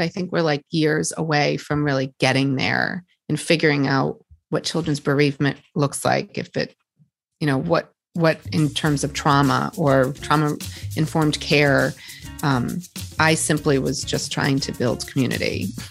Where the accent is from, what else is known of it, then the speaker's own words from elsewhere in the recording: Boston, Massachusetts, United States; here just in Boston, around my hometown